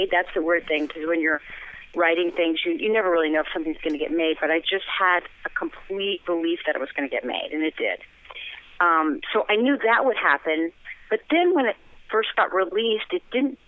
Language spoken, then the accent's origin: English; Los Angeles, California, United States; accent: Valley girl; also born or lived in San Francisco; I was born in the Valley, and I was raised in the Valley